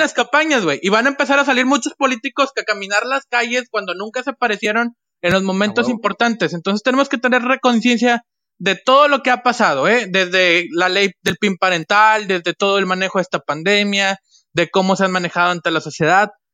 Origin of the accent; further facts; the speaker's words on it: Mexico; como mexicano